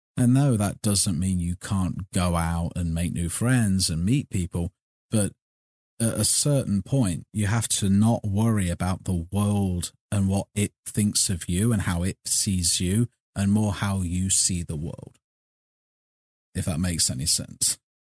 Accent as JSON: {"language": "English", "town": "Burbage", "region": "East Midlands", "country": "United Kingdom", "tie": "born or raised there", "moved": "as an adult", "lives_now": "United States", "said": "I was born in Leicestershire, raised in a little town called Burbage"}